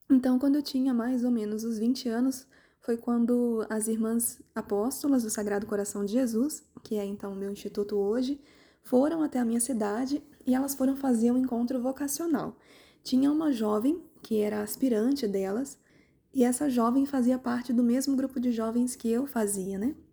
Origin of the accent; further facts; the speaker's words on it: Volta Redonda, Rio de Janeiro, Brazil; moved away as an adult; eu sou do interior do Rio de Janeiro, uma cidade que chama, se chama Volta Redonda, cidade do aço, né? Por causa da siderúrgica nacional.